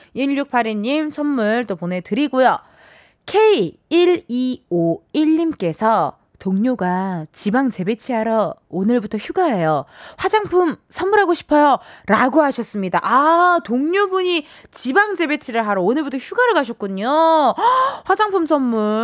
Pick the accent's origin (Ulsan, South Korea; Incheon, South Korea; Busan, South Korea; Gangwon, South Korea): Incheon, South Korea; 제가 인천 사람이라고